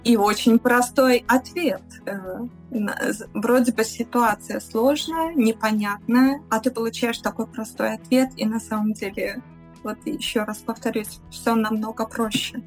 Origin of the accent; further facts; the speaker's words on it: Belarus; now in Switzerland; я белоруска по национальности, живу в Швейцарии